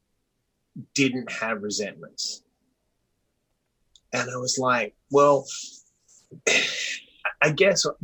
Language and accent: English; Perth, Western Australia, Australia; also born or lived in Sydney, Australia; now in United States; I was born in Perth, Western Australia, which geographically is the most isolated capital city in the world